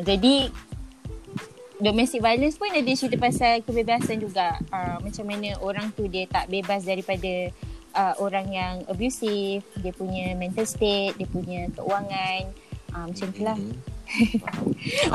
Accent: Kuala Lumpur, Malaysia; Asalnya KL

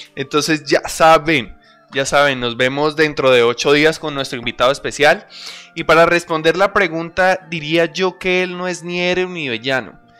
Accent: Colombia; Los tres somos, los tres que estamos hablando el día de hoy, somos colombianos

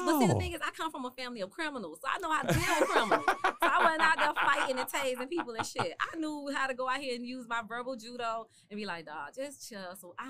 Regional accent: Memphis, Tennessee, United States; also born or lived in Miami; Yeah, but Memphis, I graduated from high school in Memphis.

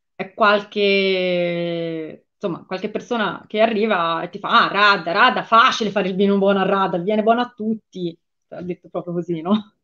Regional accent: Tuscany, Italy

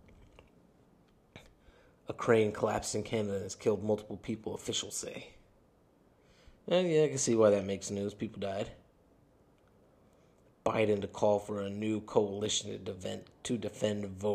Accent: United States; I'm American.

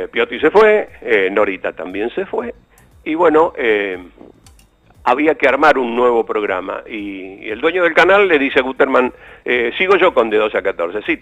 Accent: Bell Ville, Córdoba, Argentina; Y yo venía con, con lo que había hecho en Belville, en mi pueblo

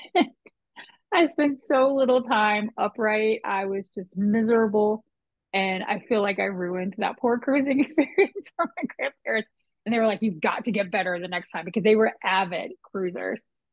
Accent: Potomac, Maryland, United States; I grew up in Potomac

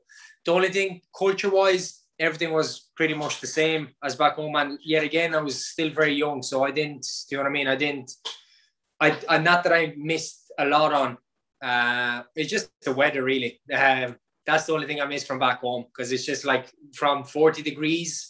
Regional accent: Galway, Connacht, Ireland; also born or lived in Romania; I came over to Ireland, I think, when I was 7 or 8. I was 7 or 8. I came over from Romania. I'm originally from Romania.

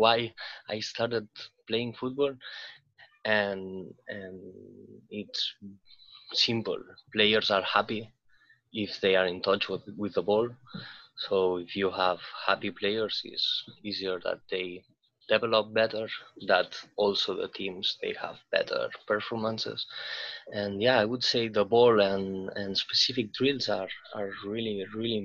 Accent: Barcelona, Catalonia, Spain; moved away as an adult; now in Reykjavik, Iceland; I'm from a crowded city, like I'm from Barcelona, and I've been always living in cities

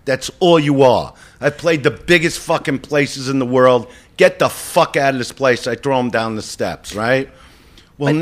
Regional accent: New York City, New York, United States; I was from Brooklyn.

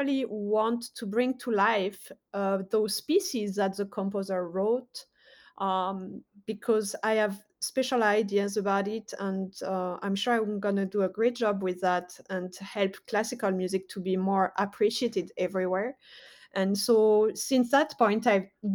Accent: France; moved away as an adult; now in United States; I was born in France, grew up in France, but also did a lot of my studies in the USA. So I've been living in America for 12 years

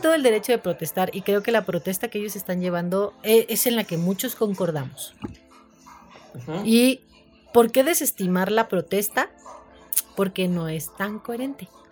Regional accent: Mexico; como mexicanos

